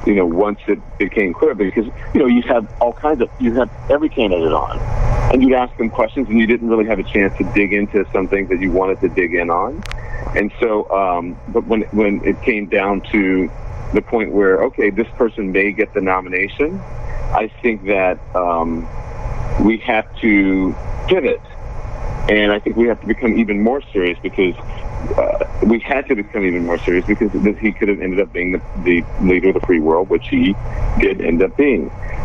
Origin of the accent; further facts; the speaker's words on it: United States; my truth is that I'm an American who happens to be a journalist